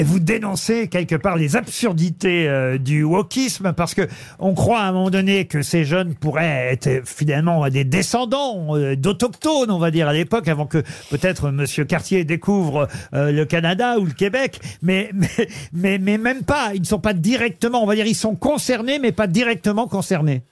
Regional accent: France; chez nous en France

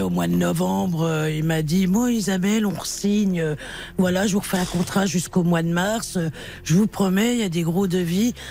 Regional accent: Dijon, Bourgogne-Franche-Comté, France; now in Meuse, France; je suis natif de Dijon

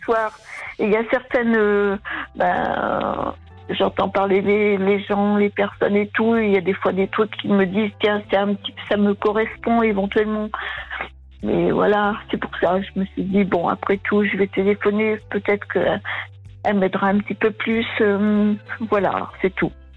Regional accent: Vienne, Nouvelle-Aquitaine, France; je suis de la Vienne

